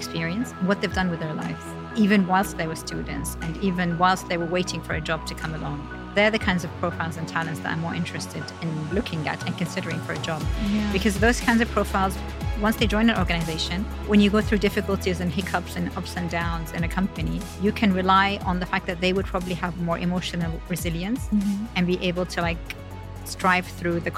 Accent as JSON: {"language": "English", "region": "London", "country": "United Kingdom", "tie": "born or raised there", "also_born_or_lived": "Jeddah, Saudi Arabia", "moved": "as an adult", "lives_now": "Saudi Arabia", "said": "we went to London when I was around 9 years old. And I was basically raised in central London, so between Kensington, Chelsea area. And then I lived there for just over 10 years"}